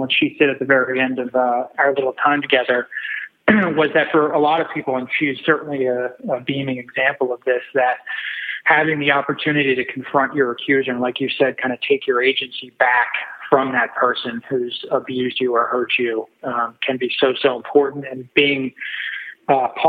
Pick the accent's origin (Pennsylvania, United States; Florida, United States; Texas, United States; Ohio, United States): Pennsylvania, United States; Whitpain Township; I grew up in Whitpain Township, which is only about 10 minutes away from the courthouse where I ended up working as an assistant district attorney in Montgomery County. That was located in Norristown, Pennsylvania.